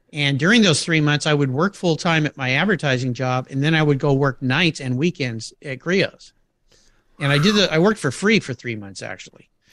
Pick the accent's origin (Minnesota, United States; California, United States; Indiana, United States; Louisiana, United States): California, United States; La Jolla; I grew up in La Jolla, California